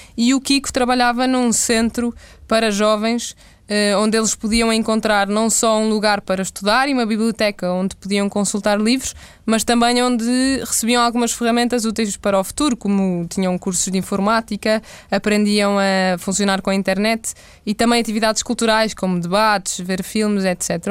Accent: Porto, Norte, Portugal; also born or lived in Mozambique; eu no Porto, que sou do Porto

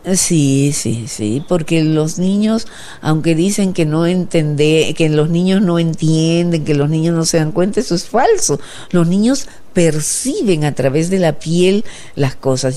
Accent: Peru

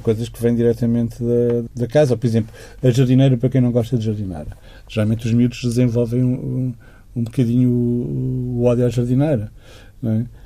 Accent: Chaves, Norte, Portugal; moved away; also born or lived in Douro; passamos uh, as nossas infâncias e adolescências em Chaves

